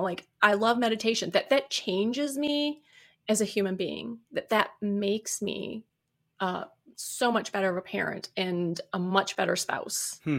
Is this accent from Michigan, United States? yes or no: yes; Detroit, Michigan, United States; I was from the Detroit area originally. I said my daughter's working there. But we moved to the west side of the state.